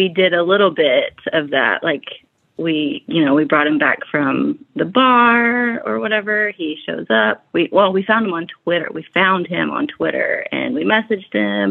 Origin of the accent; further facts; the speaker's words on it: Tulsa, Oklahoma, United States; I'm from the Tulsa area.